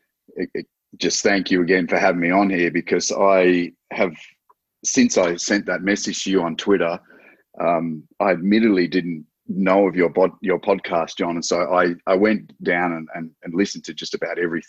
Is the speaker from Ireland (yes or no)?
no; Australia; I'm an Australian, so I'm Australian based